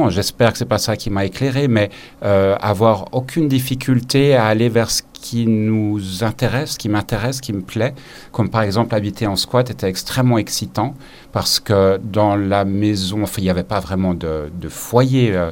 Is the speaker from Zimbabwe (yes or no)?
yes; Zimbabwe; now in Geneva, Switzerland; j'ai passé une partie de mon enfance au Zimbabwe et euh, les week-ends et les vacances étaient passés euh, à une activité qui était aller dans les parcs naturels et regarder la faune et la nature.